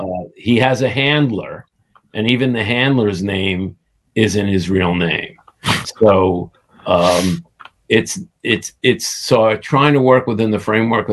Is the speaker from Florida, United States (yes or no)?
no; New York City, New York, United States; I grew up in the Coney Island section of Brooklyn.